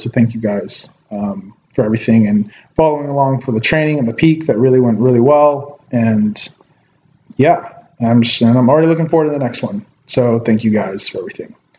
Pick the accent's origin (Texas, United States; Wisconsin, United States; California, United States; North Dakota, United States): California, United States; Ventura; here in my hometown of Ventura